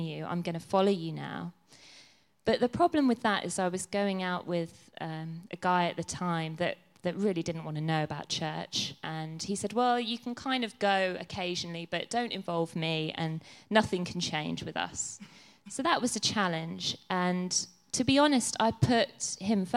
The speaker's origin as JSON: {"language": "English", "country": "Ireland", "tie": "born or raised there", "said": "I was born in Ireland, so I was brought up as a Catholic"}